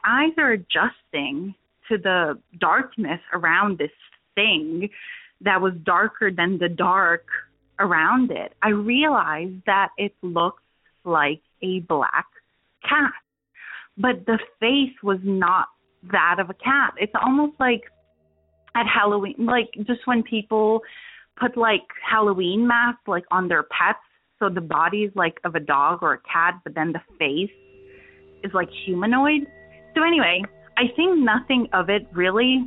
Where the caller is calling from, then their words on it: Transylvania, Romania; I'm actually calling from Eastern Europe, Transylvania